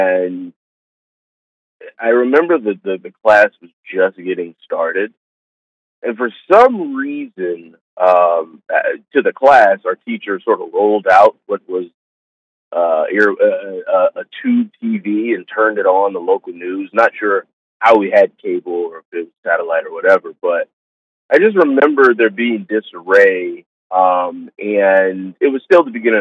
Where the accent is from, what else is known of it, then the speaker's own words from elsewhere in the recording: Savannah, Georgia, United States; Born and raised in Savannah, Georgia.